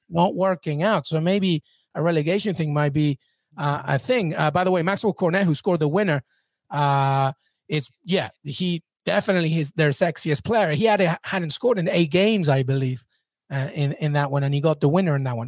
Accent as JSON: {"language": "English", "region": "England", "country": "United Kingdom", "tie": "born or raised there", "moved": "yes", "said": "I grew up in England. I know England like the back of my hand."}